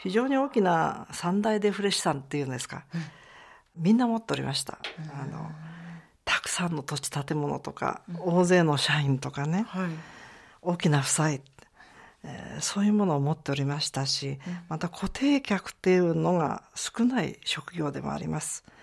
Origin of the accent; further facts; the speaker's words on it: Gunma, Japan; あのやはり群馬の出身でございますからもろカカア殿下かもしれ